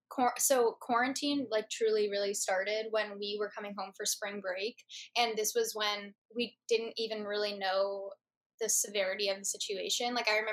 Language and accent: English; Rockville, Maryland, United States; I'm from Rockville, Maryland.